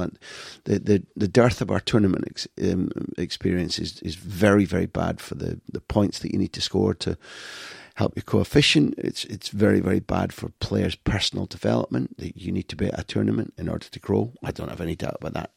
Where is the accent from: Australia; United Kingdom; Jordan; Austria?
United Kingdom; I grew up in Britain.